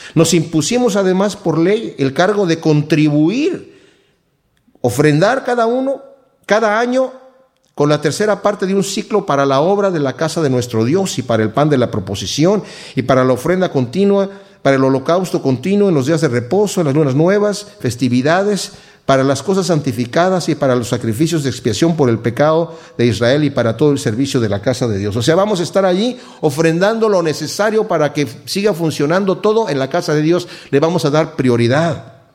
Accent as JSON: {"language": "Spanish", "country": "Mexico", "moved": "yes", "lives_now": "United States", "said": "yo soy mexicano y mi esposa es de aquí de Estados Unidos"}